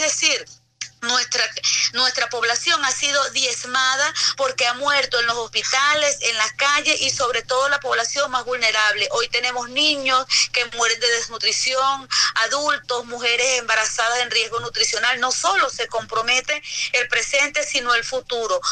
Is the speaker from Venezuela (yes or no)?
yes; Venezuela; para nosotros como venezolanos